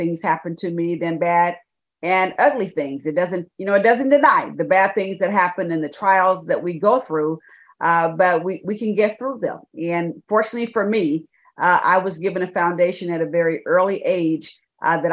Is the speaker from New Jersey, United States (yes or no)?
no; San Francisco Bay Area, California, United States; also born or lived in Birmingham, Alabama; now in Dallas, United States; I was raised in the San Francisco Bay Area